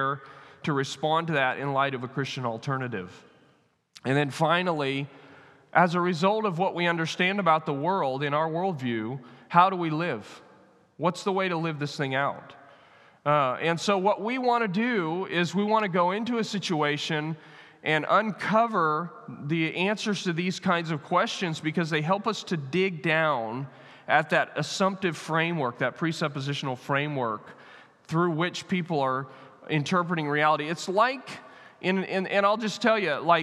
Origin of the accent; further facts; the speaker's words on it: United States; I'm American